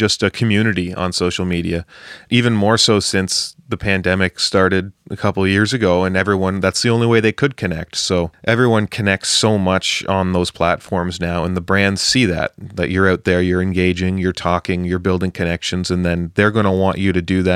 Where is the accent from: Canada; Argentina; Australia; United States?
Canada; we're both from the Great White North up here in Canada